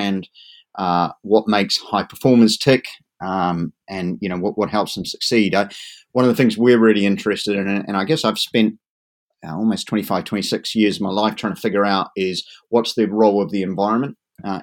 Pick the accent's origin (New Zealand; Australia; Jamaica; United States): New Zealand; now in Dartmoor, United Kingdom; I'm originally a native Kiwi, so I kind of like the idea of growing up within sight of sheep and cattle